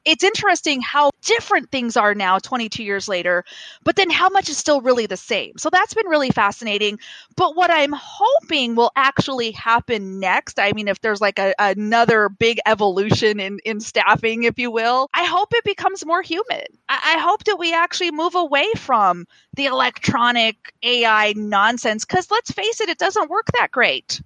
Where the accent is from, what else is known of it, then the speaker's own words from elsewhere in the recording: Kansas, United States; poor kids like me in the middle of Kansas